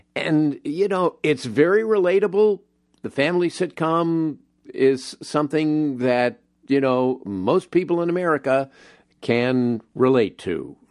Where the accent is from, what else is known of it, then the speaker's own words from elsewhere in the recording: Los Angeles, California, United States; where I grew up in the San Fernando Valley, in Los Angeles